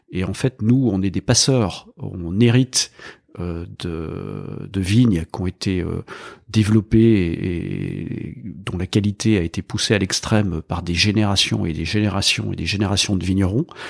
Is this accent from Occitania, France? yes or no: no; Burgundy, Bourgogne-Franche-Comté, France; moved away as an adult; Quand on vient de Bourgogne